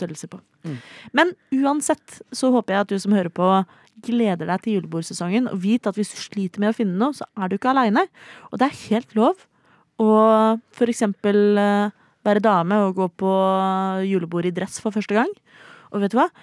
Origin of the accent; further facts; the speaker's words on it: Oslo, Norway; Jeg er 29 enn så lenge. Eh, fra Oslo